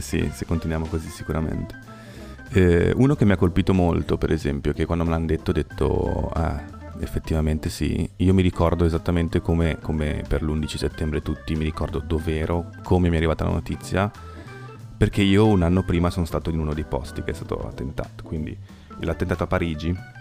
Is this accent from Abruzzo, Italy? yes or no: no; Genoa, Liguria, Italy; io sono genovese, ho un sacco di amici genovesi